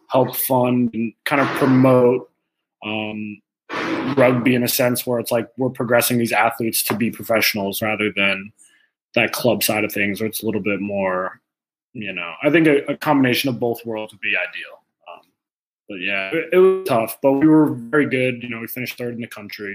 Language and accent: English; United States; an American player coming up through the system